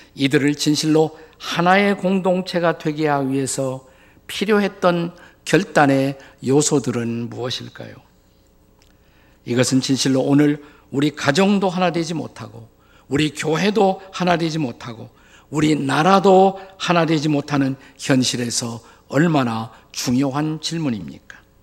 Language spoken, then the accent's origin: Korean; South Korea; 우리 한국인들이 사용하는 언어